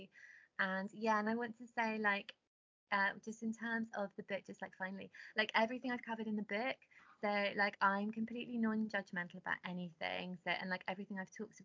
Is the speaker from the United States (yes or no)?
no; Cornwall, South West England, United Kingdom; I grew up in Cornwall